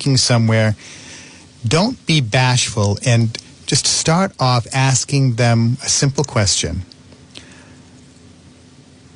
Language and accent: English; North Providence, Rhode Island, United States; I grew up in North Providence, and we had a good-sized yard